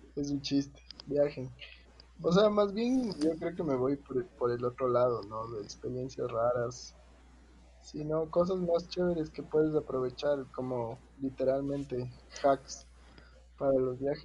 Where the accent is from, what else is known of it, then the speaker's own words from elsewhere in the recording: Quito, Pichincha, Ecuador; como buen quiteño